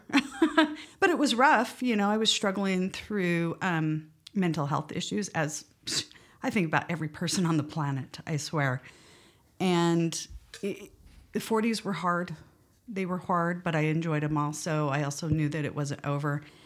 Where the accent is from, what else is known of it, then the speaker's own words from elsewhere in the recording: West Valley City, Utah, United States; also born or lived in Montrose, Colorado; I was born in, uh, in Montrose, Colorado, um, but as a small child moved out here to Utah with my family and grew up mainly in the Kearns, West Valley area